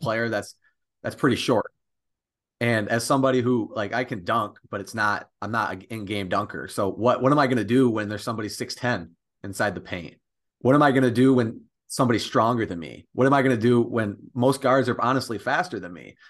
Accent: Millington, Michigan, United States; I'm from Millington, Michigan, which is over in the thumb.

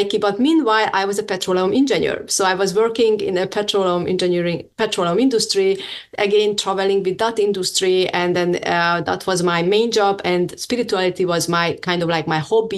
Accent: Hungary; I'm from Hungary

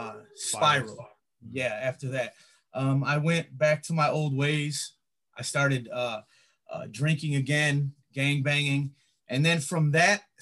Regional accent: Griffith, Indiana, United States; also born or lived in East Chicago, Indiana / Hammond, Indiana / Gary, Indiana / Chicago, Illinois; lived all over Lake County, Indiana, Hammond, Gary, East Chicago, Highland.

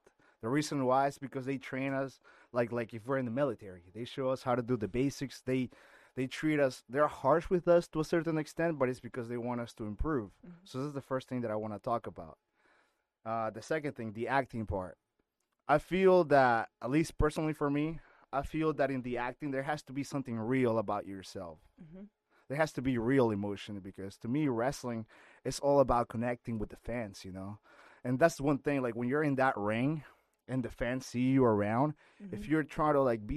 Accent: Lima, Peru; English is a second language; moved away; I was born in Lima, Peru

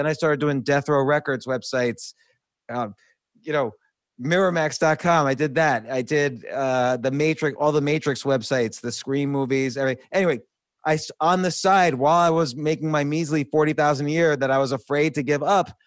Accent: New York, United States; born or raised there; also born or lived in New Jersey

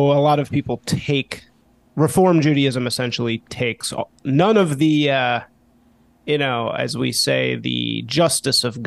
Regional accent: Chicago, Illinois, United States; also born or lived in Evanston, Illinois; I grew up in Chicago, and I grew up in a very liberal household.

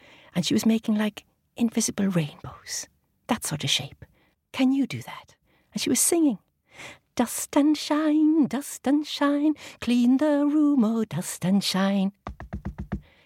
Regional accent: Ireland; I grew up in Ireland

